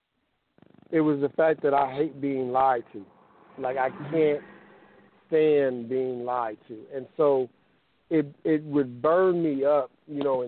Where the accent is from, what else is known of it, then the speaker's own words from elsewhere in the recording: Kansas City, Missouri, United States; moved away as an adult; now in Oakland, United States; I'm originally, you know, I hail from Kansas City, Missouri. I'm in the Oakland, California area.